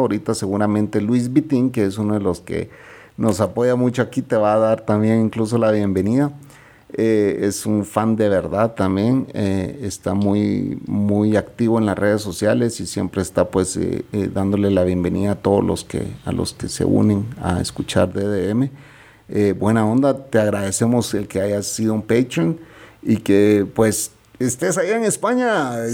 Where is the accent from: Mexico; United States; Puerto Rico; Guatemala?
Guatemala; los guatemaltecos somos chapines y chapinas